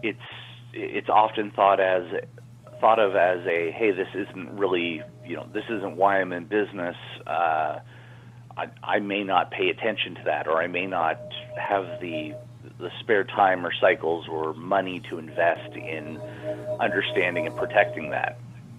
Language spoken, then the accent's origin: English; Canada; moved away as an adult; now in San Francisco, United States; I'm Canadian. I came here and living in San Francisco now